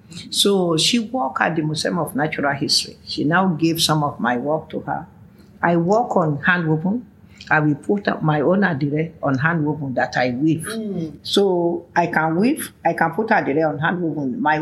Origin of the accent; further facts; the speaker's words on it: Oshogbo, Osun, Nigeria; So we are now from Oshogbo alone.